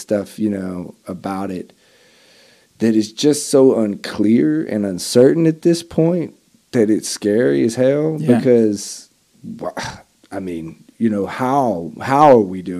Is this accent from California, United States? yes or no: no; Arkansas, United States; my home state